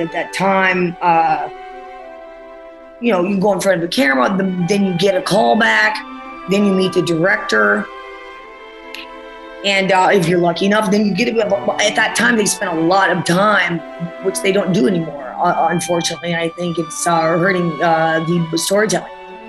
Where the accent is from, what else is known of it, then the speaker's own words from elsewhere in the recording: New Jersey, United States; That's how you talk in the New Jersey accent. I was from New Jersey.